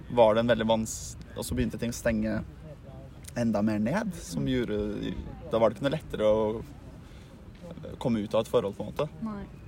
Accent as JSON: {"language": "Norwegian", "region": "Oslo", "country": "Norway", "tie": "born or raised there", "said": "født og oppvokst i Oslo"}